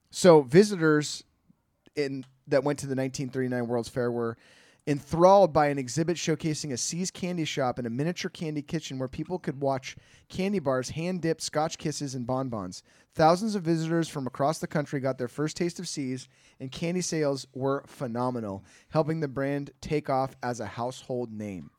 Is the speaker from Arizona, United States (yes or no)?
no; Bay Area, California, United States; I'm from the Bay Area